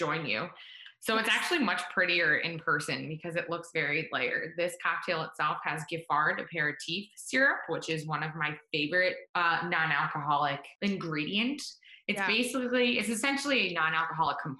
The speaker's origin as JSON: {"language": "English", "town": "West Chester", "region": "Pennsylvania", "country": "United States", "moved": "as an adult", "lives_now": "Baltimore, United States", "said": "I am from Westchester, Pennsylvania, suburbs of Philadelphia"}